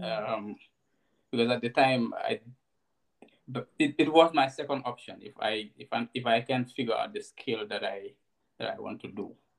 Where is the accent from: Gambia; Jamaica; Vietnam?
Gambia; also born or lived in Bakau; I grew up in in Kunda Sabiji, and um, did most of my early childhood there until um, 2011 when I moved to Bakote